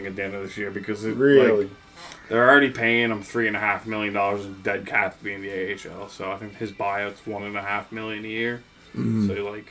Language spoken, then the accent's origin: English; Canada; I'm a Red Wings fan, but I'm a Canadian, so you kind of have to have a.